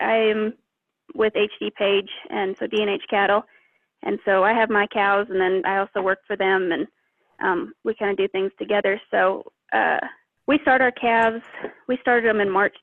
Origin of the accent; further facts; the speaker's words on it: Montana, United States; moved away; also born or lived in Oklahoma; I grew up in Montana. My family ranches